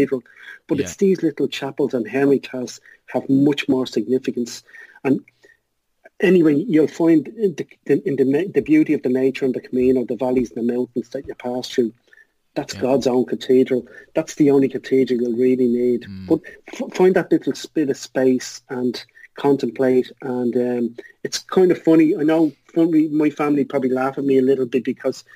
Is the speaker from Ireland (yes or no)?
yes; Ireland; as an Irish thing